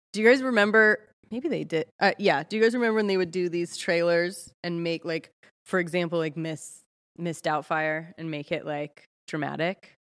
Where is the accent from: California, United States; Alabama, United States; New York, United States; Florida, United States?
California, United States; Ojai; I'm from Ojai, California